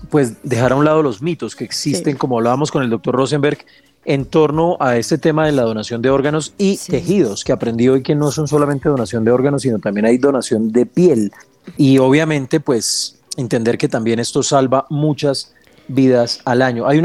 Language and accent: Spanish; Bucaramanga, Santander, Colombia; also born or lived in Los Llanos; now in Bogotá, Colombia; en el llano, nacido en el llano. Eso oh, es, lo sí, sí, sí. Pero algo de santandereano también porque crecí en Bucaramanga y bueno, toda esa mezcla.